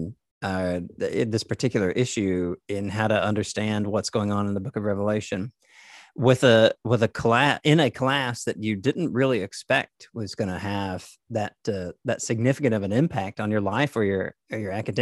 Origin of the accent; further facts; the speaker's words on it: the South, Southern United States, United States; Us, you and I as Southerners